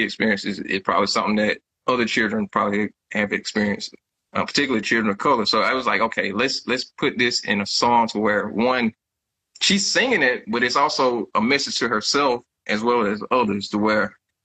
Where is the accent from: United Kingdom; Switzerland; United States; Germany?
United States; Jeffersonville, Georgia; now in Houston, United States; My hometown, where I'm originally from, is called Jeffersonville, Georgia